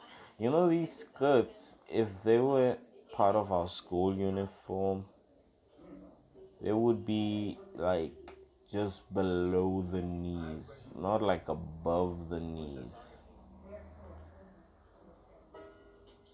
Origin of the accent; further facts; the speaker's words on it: South Africa; I'm not in America. I'm from South Africa.